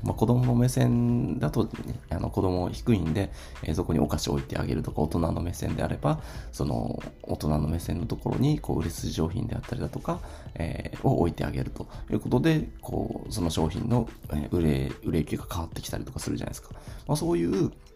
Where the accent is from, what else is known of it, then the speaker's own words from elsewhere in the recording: Ishigaki, Okinawa, Japan; 僕はですね、あの、沖縄の石垣島出身なんですけど